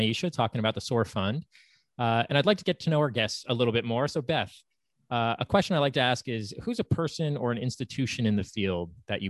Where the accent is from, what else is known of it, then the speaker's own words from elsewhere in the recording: Columbus, Ohio, United States; my hometown of Columbus